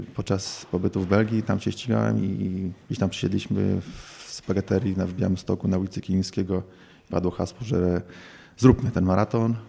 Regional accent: Warsaw, Masovian Voivodeship, Poland; moved away; also born or lived in Białystok / Podlasie; urodziłem się i, i, mieszkałem większość swojego czasu, większość życia w Warszawie

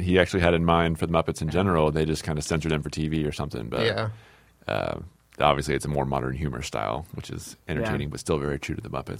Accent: Whittier, California, United States; Filmed in my hometown, though, in Whittier.

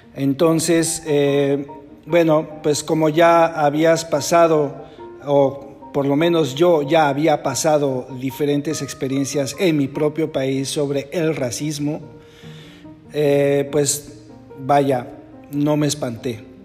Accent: Mexico; moved away as an adult; now in Netherlands; cuando yo salí de México

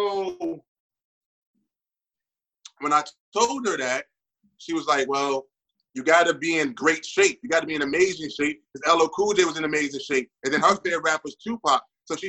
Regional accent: New York City, New York, United States; I grew up on Decatur, Howard and Saratoga.

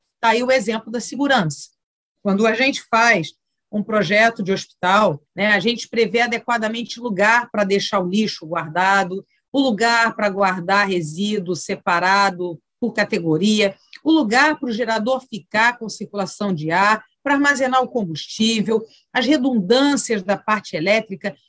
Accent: Rio de Janeiro, Brazil; Nascida e criada em Cascadura, subúrbio do Rio

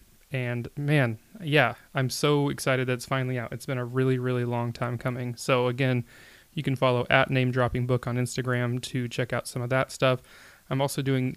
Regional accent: Portland, Oregon, United States; I'm from Portland

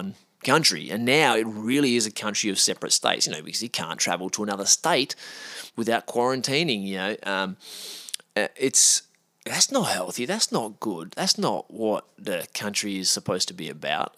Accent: Australia; as an Australian

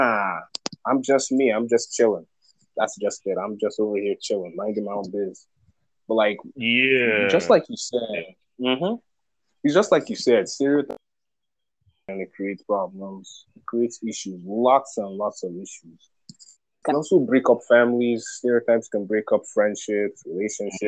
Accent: Nigeria; now in United States; I'm from Nigeria

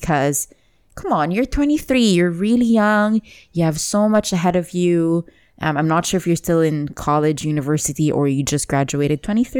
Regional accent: Lebanon; I go to Lebanon, I go back to my home country

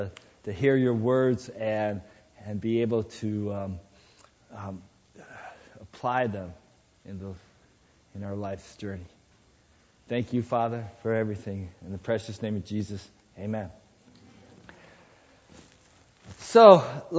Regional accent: Sierra Madre, California, United States; moved away; I was in my hometown, Sierra Madre

